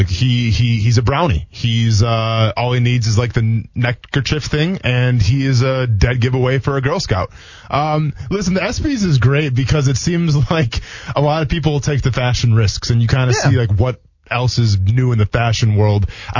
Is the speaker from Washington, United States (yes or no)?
no; Milwaukee, Wisconsin, United States; I go with a D because I'm from Milwaukee. I'm from Wisconsin